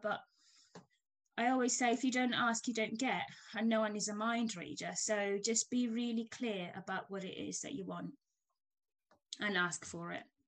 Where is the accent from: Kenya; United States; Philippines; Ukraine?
Kenya; moved away as an adult; now in United Kingdom; I'm Kenyan born and bred. I came to the UK many moons ago to do my uh, career, my degree in tech, and I've stayed here since.